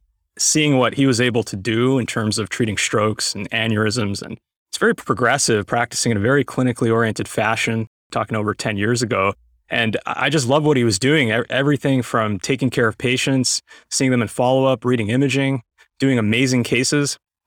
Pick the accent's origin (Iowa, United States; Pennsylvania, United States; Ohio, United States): Ohio, United States; Cleveland; I grew up in Cleveland, Ohio. I did my medical training at Case Western Reserve University.